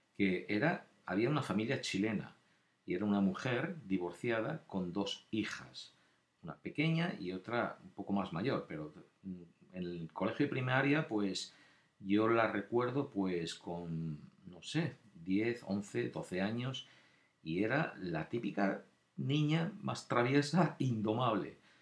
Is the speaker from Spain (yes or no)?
yes; Spain; moved away; yo también nacido allí, también tengo, somos españoles